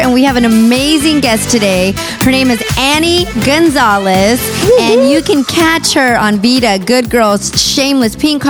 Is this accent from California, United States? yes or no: yes; San Bernardino, California, United States; now in Los Angeles, United States; I was born downtown. Yeah. So, but we lived near USC till like I was about 4 or 5, because my parents are from Nicaragua, and we moved to San Bernardino, so we took it out to the 909.